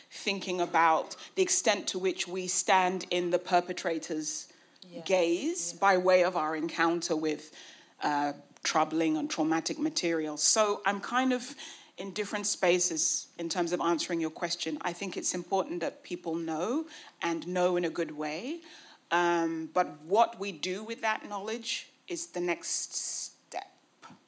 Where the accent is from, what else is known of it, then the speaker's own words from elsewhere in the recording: United Kingdom; I was trained in Britain, you know, I was brought up in Britain, I went to British schools, I have had a colonial education